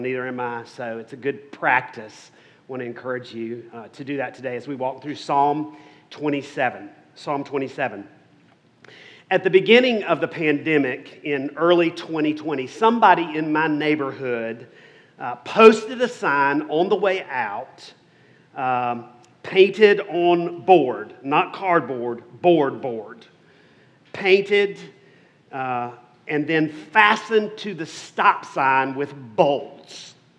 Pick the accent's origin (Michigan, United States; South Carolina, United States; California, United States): South Carolina, United States; accent: Southern; I grew up in South Carolina, or South Carolina as we say.